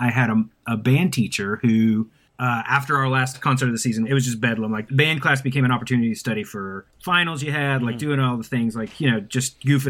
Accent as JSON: {"language": "English", "town": "Asheville", "region": "North Carolina", "country": "United States", "said": "I'm originally from Asheville, North Carolina."}